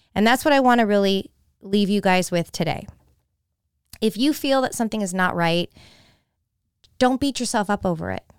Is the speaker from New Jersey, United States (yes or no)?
no; San Jose, California, United States; moved away as an adult; also born or lived in Florida; now in Tampa, United States; my hometown of San Jose, California